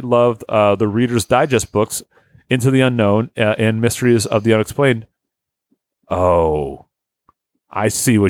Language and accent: English; Australia; As an Australian, the series also opened me up to various aspects of American culture.